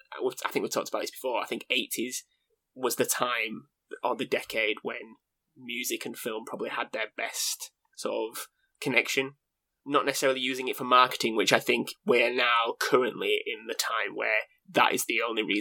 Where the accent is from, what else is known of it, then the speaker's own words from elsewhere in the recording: England, United Kingdom; we're English